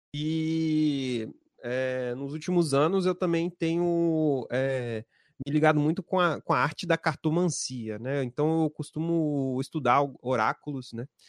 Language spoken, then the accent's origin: Portuguese; Espírito Santo, Brazil; aqui no Espírito Santo, né? Somos do Espírito Santo